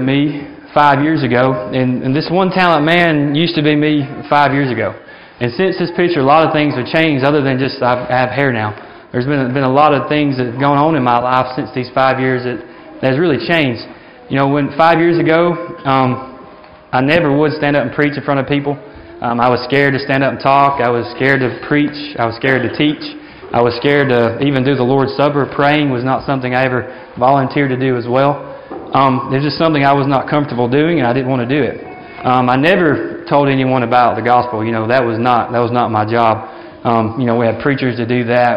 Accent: Alabama, United States; moved away as an adult; now in Africa; I was from Alabama, but I actually lived in Africa

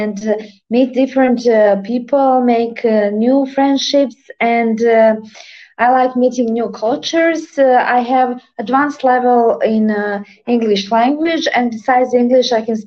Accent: Montenegro; English is a second language; also born or lived in California / New York / New Jersey; I come from Montenegro.

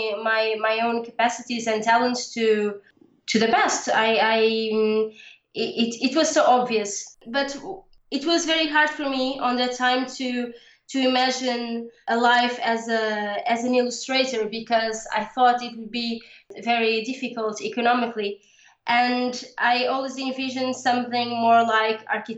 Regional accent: Portugal; also born or lived in Lisbon suburbs; I live in the suburbs of Lisbon. Lisbon is the capital of my country. I live in Portugal, Europe.

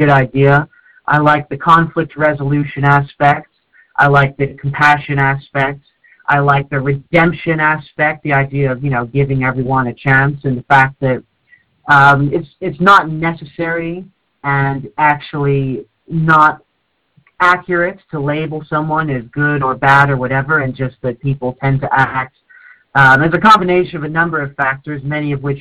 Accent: North East England, United Kingdom; also born or lived in Canada; I moved to the UK when I was 7, and the place I moved to in the UK, in the Northeast, is very, very undiverse.

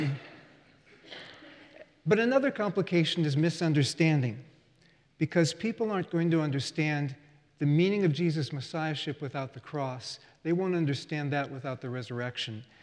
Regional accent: United States; as an American

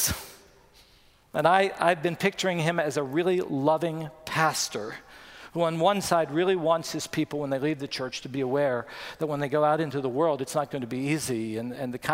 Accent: West Virginia, United States; When I grew up in West Virginia, I walked to school

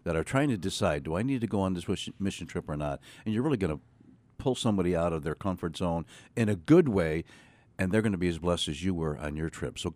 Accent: Western New York, United States; born and raised in Western New

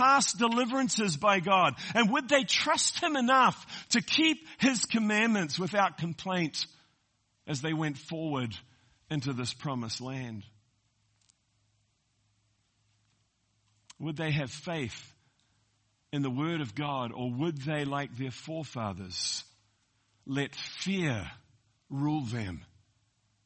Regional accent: New Zealand; moved away as an adult; now in United States; I'm a Kiwi that's come to America. I call myself an Amerikiwi.

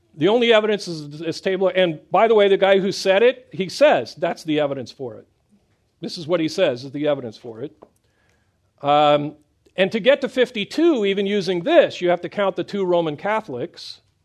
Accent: Midwest, United States; I grew up in the Midwest

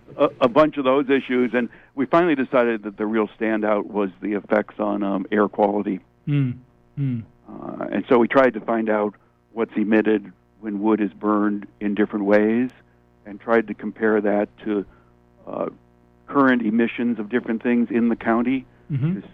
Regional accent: Niagara Falls, New York, United States; moved away; I grew up in Niagara Falls

